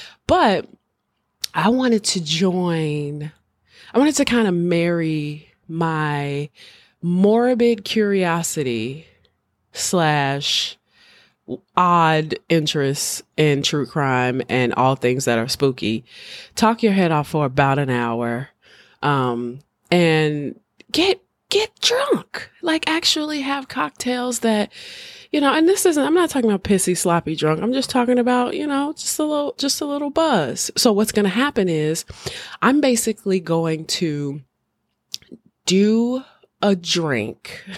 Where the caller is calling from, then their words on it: Chicago, Illinois, United States; I'm speaking from Chicago, one of the greatest cities on the planet.